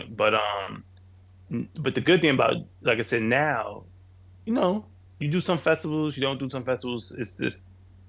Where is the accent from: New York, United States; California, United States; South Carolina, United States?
New York, United States; New York City; I'm a kid from Queens, New York